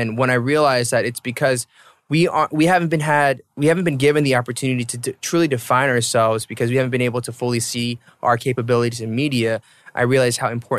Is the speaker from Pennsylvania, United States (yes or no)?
no; Atlanta, Georgia, United States; So I was born and raised in Atlanta